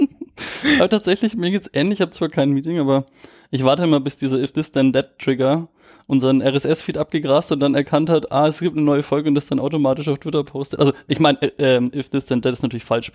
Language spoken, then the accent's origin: German; Nuremberg, Bavaria, Germany; ich bin auch aus Nürnberg